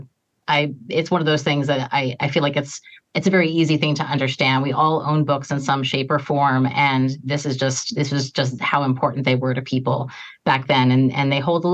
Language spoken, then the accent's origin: English; outside New York, United States; I grew up outside New York